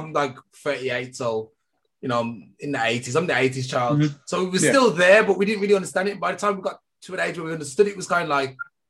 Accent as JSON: {"language": "English", "region": "England", "country": "United Kingdom", "tie": "born or raised there", "said": "Like, I was raised in England as well. Yeah. Around a lot of like European people, Caucasians."}